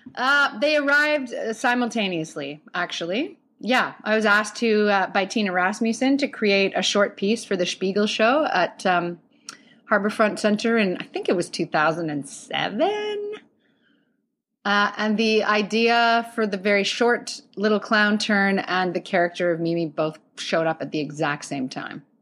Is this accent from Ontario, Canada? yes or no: no; Calgary, Alberta, Canada; now in Toronto, Canada; I grew up in Calgary. I moved to Toronto in two thousand one